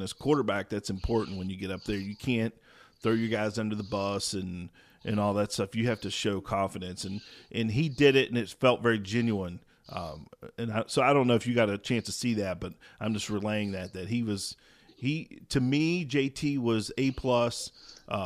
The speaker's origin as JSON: {"language": "English", "town": "St. Albans", "region": "West Virginia", "country": "United States", "tie": "born or raised there", "said": "I grew up in St. Albans, West Virginia"}